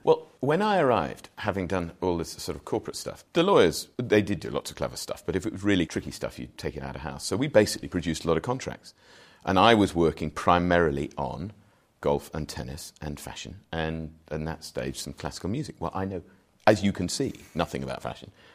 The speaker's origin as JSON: {"language": "English", "area": "Wolverhampton, Shropshire", "region": "West Midlands", "country": "United Kingdom", "tie": "born or raised there", "also_born_or_lived": "Shrewsbury", "moved": "as an adult", "lives_now": "London, United Kingdom", "said": "Proudly born and bred in Wolverhampton, but moved out into Shropshire, went to school in Shrewsbury."}